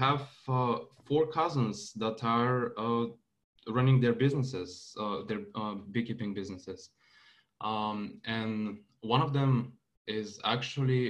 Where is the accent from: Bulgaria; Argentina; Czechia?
Bulgaria; moved away; also born or lived in Santa Clara, California; move back to my home country with Jen